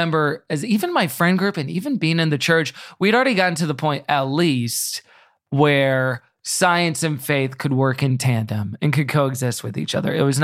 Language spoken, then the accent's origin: English; Houston, Texas, United States; also born or lived in Tulsa, Oklahoma / Austin, Texas; I grew up in Houston, which is, I guess I should say Kingwood, which is the suburbs a little bit